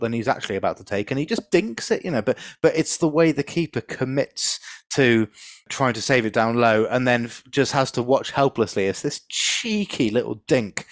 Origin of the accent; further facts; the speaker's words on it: London, United Kingdom; I was born basically in Shepherd's Bush, Hammersmith, so I should be a QPR fan if you're going by proximity to your birthplace